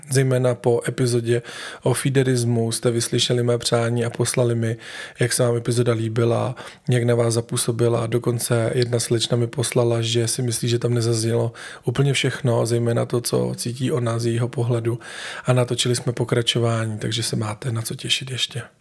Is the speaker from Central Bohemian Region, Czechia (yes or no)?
yes; Velký Osek, Central Bohemian Region, Czechia; moved away as an adult; now in Prague, Czech Republic; jsem z vesnice kousek od Poděbrát a Velký Osek. Velký osek.